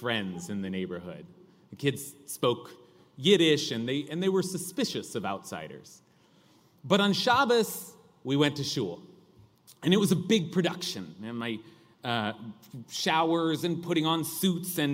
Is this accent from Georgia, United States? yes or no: no; California, United States; accent: California drawl; my accent, that California drawl